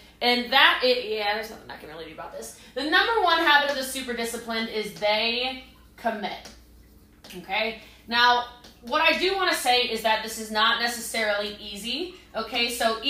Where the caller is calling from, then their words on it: Texas, United States; As you can tell, I'm coming in from Texas, which, in case you didn't know, is the most humble state in America.